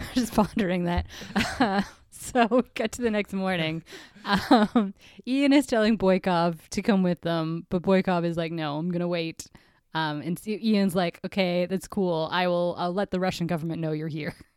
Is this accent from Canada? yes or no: yes; Canada